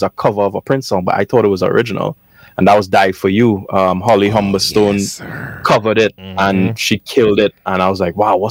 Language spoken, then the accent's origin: English; Trinidad & Tobago; I am from Trinidad.